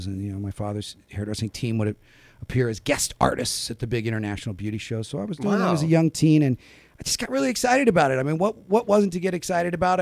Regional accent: Sacramento, California, United States; also born or lived in San Francisco / Napa Valley; I was raised in Sacramento

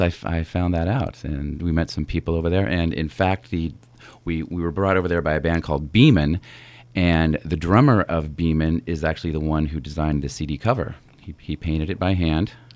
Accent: Napa, California, United States; also born or lived in San Francisco; We grew up together here in Napa

